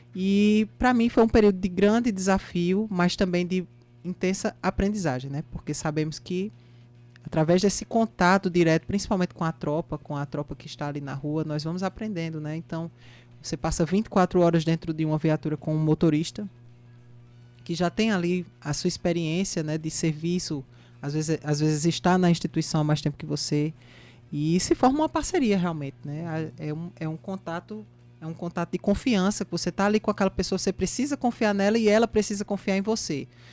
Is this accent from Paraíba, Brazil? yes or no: yes; Campina Grande, Paraíba, Brazil; Campina Grande, minha terra natal